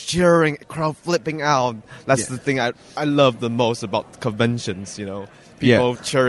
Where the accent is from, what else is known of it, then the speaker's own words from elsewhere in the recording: Taiwan; I'm from Taiwan.